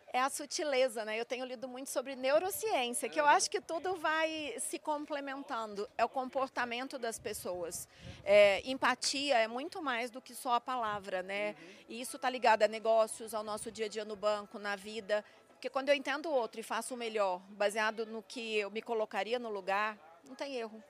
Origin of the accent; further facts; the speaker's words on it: São Gonçalo do Sapucaí, Minas Gerais, Brazil; moved away; eu sou mineira do sul de Minas, não é à toa que eu amo o agronegócio. Eu nasci lá em meio ao café